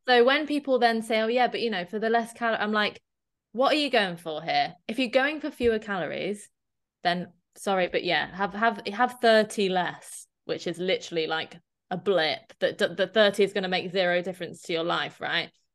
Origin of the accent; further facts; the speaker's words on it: Dorset, South West England, United Kingdom; I'm from Dorset, so I represent Dorset Dairy